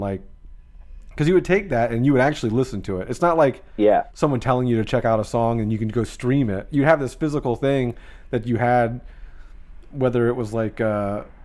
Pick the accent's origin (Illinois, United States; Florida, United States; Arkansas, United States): Florida, United States; Jacksonville; I'm from Jacksonville